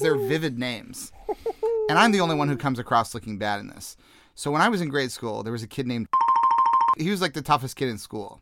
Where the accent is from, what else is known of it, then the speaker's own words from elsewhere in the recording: Jefferson City, Missouri, United States; accent: American; moved away as an adult; also born or lived in Liverpool / London; I grew up in Jefferson City, Missouri, which is, uh, the capital of Missouri